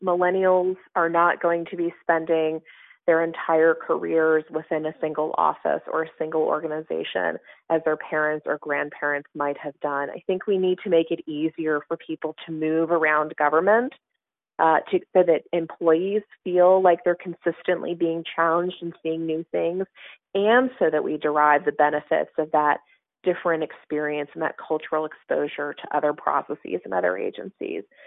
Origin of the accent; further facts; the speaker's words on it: Southern California, United States; moved away as an adult; now in Washington, United States; as a kid growing up in Southern California